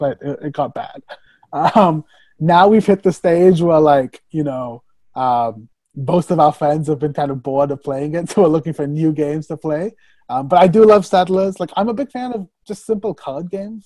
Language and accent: English; Tennessee, United States; moved away as an adult; now in New York, United States; I I grew up in Tennessee